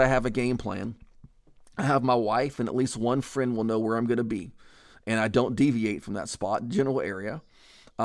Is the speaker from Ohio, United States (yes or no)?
no; Texas, United States; I'm from Texas